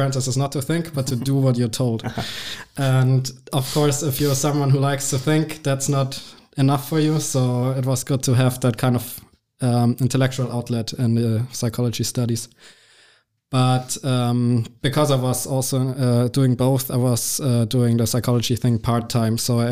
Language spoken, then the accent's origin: English; Regensburg, Bavaria, Germany; also born or lived in Munich; I grew up in Regensburg until I was 17 or 18 years old. Then I moved out and I moved to Munich, the big city.